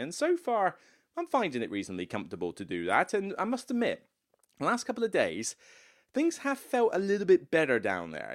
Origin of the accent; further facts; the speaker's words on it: Taunton, South West England, United Kingdom; moved away; Taunton, where I grew up. my hometown